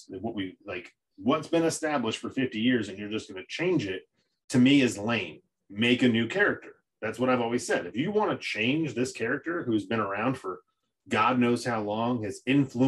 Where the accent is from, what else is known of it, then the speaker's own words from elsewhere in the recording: Connecticut, United States; I'm Italian from Connecticut. My family moved here from Italy